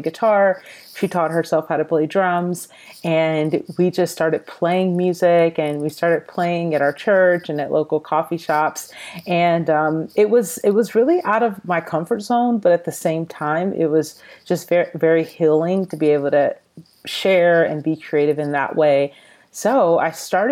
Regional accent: Atlanta, Georgia, United States; now in Los Angeles, United States; I'm originally from the Atlanta, Georgia area. I currently live in Los Angeles, California.

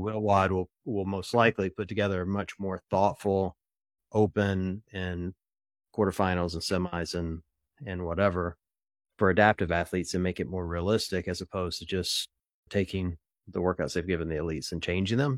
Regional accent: Ohio, United States; I'm from Ohio.

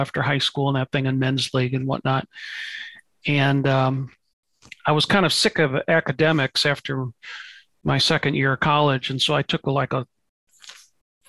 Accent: St. Louis, Missouri, United States; I grew up in St. Louis, Missouri

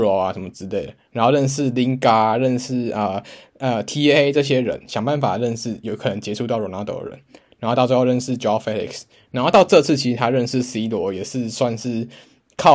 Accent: Taiwan; 嗯、就是毕竟我们都是台湾的听众的话，我们就大家会蛮期待上礼拜有两场比赛

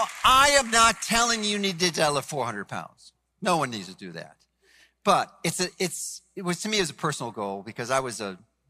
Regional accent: Chicago, Illinois, United States; now in Florida, United States; I'm from Chicago, although I live in Florida now.

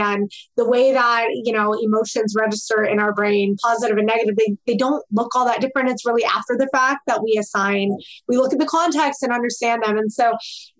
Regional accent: Midwest, United States; I grew up in the Midwest

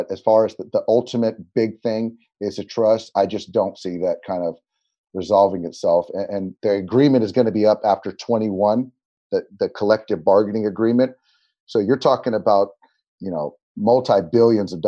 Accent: San Diego, California, United States; I grew up in San Diego

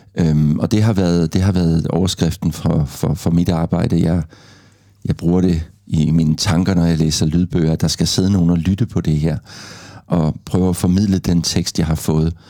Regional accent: Gråsten, Southern Denmark, Denmark; accent: South Jutlandic; da jeg voksede op i Grosten

